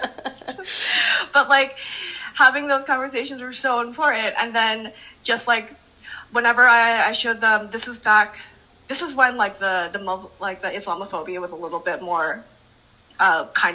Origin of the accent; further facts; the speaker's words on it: Randolph, New Jersey, United States; I come from like Randolph, I come from Morris County